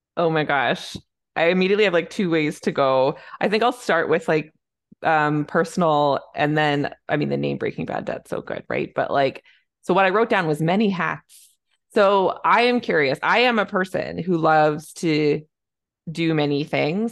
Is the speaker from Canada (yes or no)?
yes; Canada; I'm a Canadian family physician